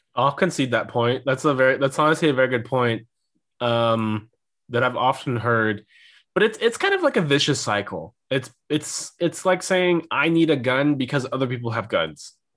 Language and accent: English; Missouri, United States; moved away as an adult; now in Germany; I'm from Missouri. We get a whole bunch of tornadoes. And that was very common when I was growing up